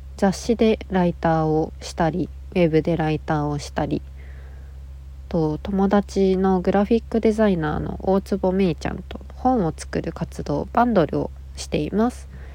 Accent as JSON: {"language": "Japanese", "region": "Nagasaki", "country": "Japan", "tie": "born or raised there", "moved": "yes", "lives_now": "Tokyo, Japan", "said": "1994年長崎県生まれのえっと女の子です"}